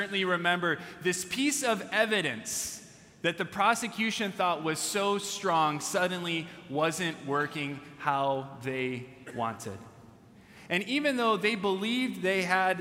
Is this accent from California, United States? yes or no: yes; California, United States; as I was a younger kid growing up in California